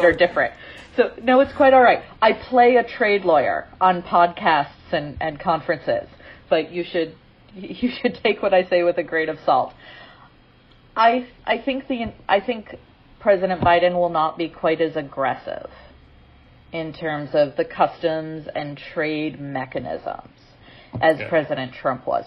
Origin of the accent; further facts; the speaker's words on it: Maryland, United States; my home state of Maryland